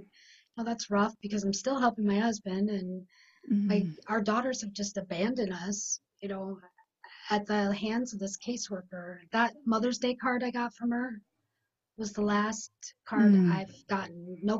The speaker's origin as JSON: {"language": "English", "region": "South Dakota", "country": "United States", "said": "from working in my other state, my home state of South Dakota, and dealing with CPS clinically."}